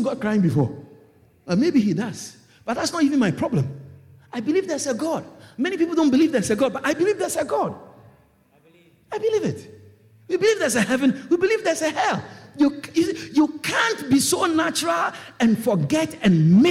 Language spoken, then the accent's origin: English; Kumasi, Ashanti, Ghana; moved away; where I come from in West Africa, I come from Ghana. I was born in Ghana. And I'm from the Ashanti tribe.